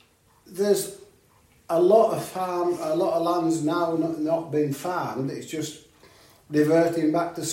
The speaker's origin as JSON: {"language": "English", "town": "Long Preston", "region": "Yorkshire and the Humber", "country": "United Kingdom", "tie": "born or raised there", "said": "Long Preston, till I was 14."}